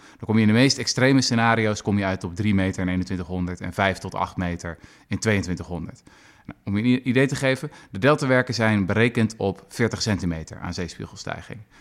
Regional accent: Zoetermeer, South Holland, Netherlands; mijn geliefde Zoetermeer bijvoorbeeld, waar ik ben opgegroeid

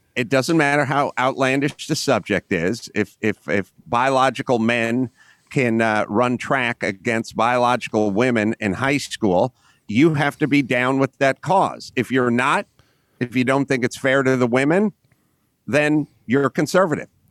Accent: Los Angeles, California, United States; I grew up in North Hollywood, California

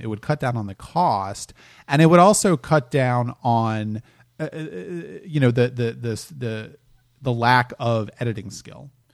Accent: Delaware, United States; moved away as an adult; also born or lived in New York; I'm from Delaware originally

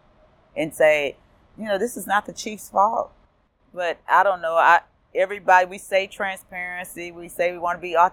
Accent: San Antonio, Texas, United States; San Antonio. I grew up in San Antonio

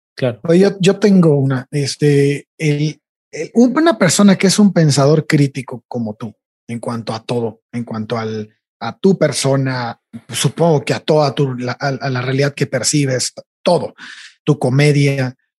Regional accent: Tampico, Tamaulipas, Mexico; moved away as an adult; Yo, yo soy de Tampico, entonces cuando estaba en Tampico, hay un tiempo en que me fui

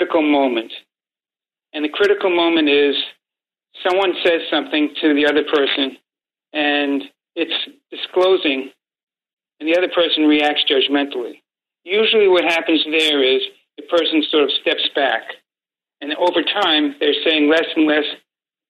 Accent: New York City, New York, United States; I grew up in Brooklyn and mostly Italian neighborhood

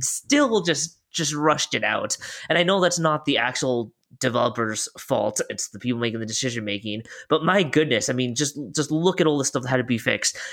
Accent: Oregon, United States; we're both from Oregon.

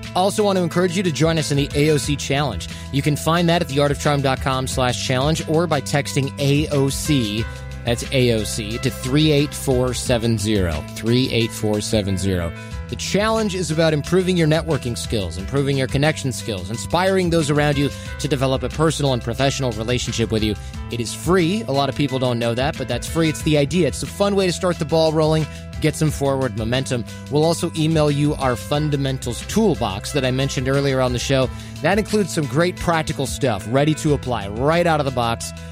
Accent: Michigan, United States; moved away as an adult; also born or lived in California; now in New York, United States; I grew up in a less rural area, suburban Michigan

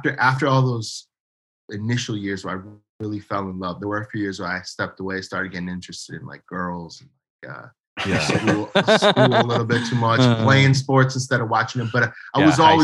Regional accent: New Hampshire, United States; moved away; I'm from New Hampshire. New Hampshire also has an identity crisis, because it's like we don't have a major city.

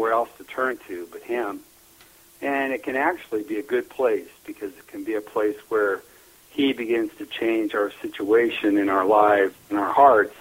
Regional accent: Neely, Nebraska, United States; I was born and raised in Neely, Nebraska, up in northeast Nebraska

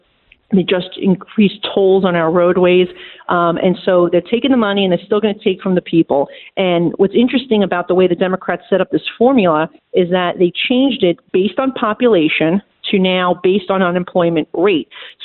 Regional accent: New York City, New York, United States; And as a New Yorker, I can say, look, of course I want my city and state to have money

